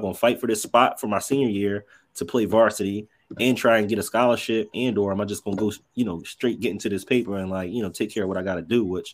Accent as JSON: {"language": "English", "town": "Norristown", "region": "Pennsylvania", "country": "United States", "tie": "born or raised there", "said": "I'm originally from Norristown, so I'm probably about 20-25 minutes outside of Philadelphia"}